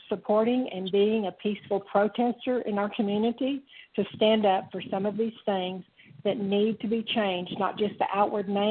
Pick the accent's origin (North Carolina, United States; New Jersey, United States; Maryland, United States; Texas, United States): Texas, United States; Dallas; now in Tyler, United States; I grew up in Dallas when we were desegregated